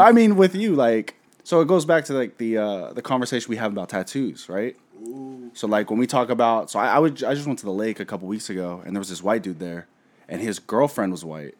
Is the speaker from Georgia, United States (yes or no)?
no; Seattle, Washington, United States; we're from Seattle, where Asian cuisine is just top notch here.